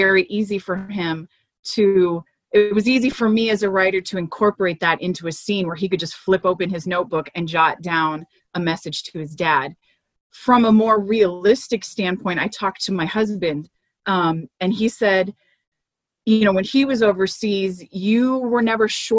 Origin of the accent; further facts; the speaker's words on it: Miami, Florida, United States; moved away as an adult; now in Central Texas, United States; where I grew up in Miami